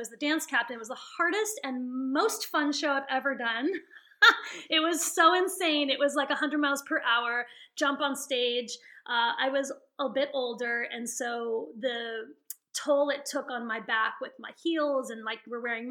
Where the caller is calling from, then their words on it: Santa Barbara, California, United States; I'm calling from Santa Barbara, California.